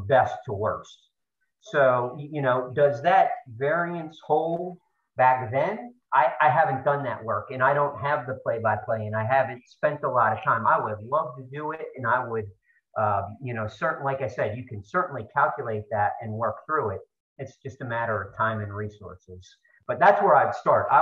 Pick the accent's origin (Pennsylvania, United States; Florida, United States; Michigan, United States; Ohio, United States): Pennsylvania, United States; State College; moved away; also born or lived in Baltimore; I'm from Central Pennsylvania. My dad's a Nittany Lion, and growing up in State College